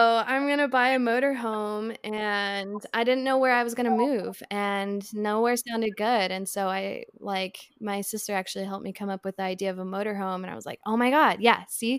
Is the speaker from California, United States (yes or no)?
no; Idaho, United States; now in Asheville, United States; right now I'm in Asheville, North Carolina, and then I'm from Idaho